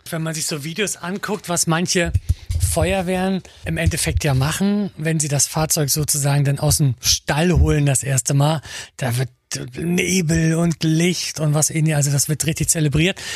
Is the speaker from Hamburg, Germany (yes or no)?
no; Mecklenburg-Vorpommern, Germany; Ganz, ganz viele Dörfer, aber auch Kleinstädte bei uns in Mecklenburg-Vorpommern